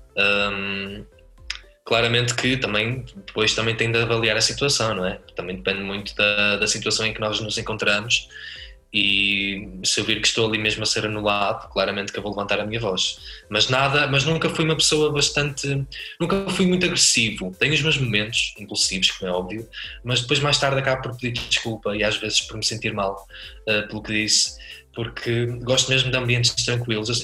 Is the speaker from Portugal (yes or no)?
yes; Porto, Norte, Portugal; Do Porto, sou do Porto